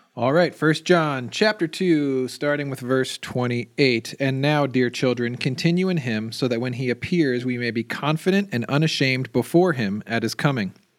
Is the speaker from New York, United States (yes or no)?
no; New Jersey, United States; moved away; I grew up in New Jersey